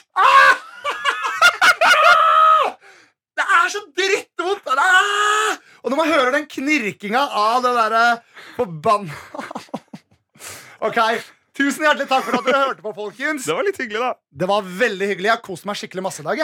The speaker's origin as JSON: {"language": "Norwegian", "town": "Nesodden", "region": "Akershus", "country": "Norway", "moved": "yes", "said": "Jeg var hjemme på Nesodden"}